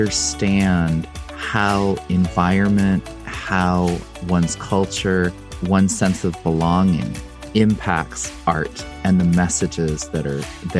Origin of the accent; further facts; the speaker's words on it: United States; I'm Korean American